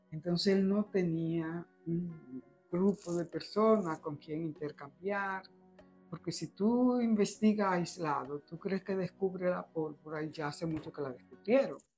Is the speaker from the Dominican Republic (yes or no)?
yes; Dominican Republic; moved away as an adult; otro tiempo en República Dominicana, pero era infeliz. Y yo, que me preparé para hacer una carrera de éxito en mi país, y ya antes de irme, yo pertenecía al bufete Ramos vecina